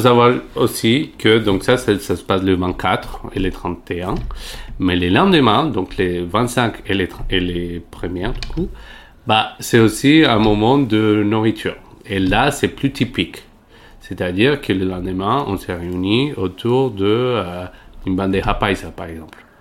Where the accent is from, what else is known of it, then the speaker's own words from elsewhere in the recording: Medellín, Antioquia, Colombia; French is a second language; moved away as an adult; now in Paris, France; je viens de, de Medellín, donc c'est la deuxième ville de Colombie